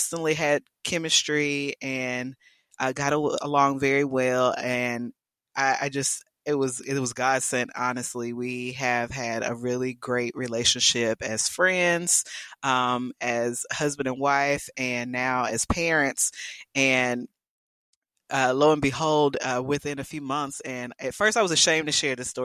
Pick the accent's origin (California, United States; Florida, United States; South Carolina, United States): South Carolina, United States; moved away as an adult; now in Texas, United States; I'm from South Carolina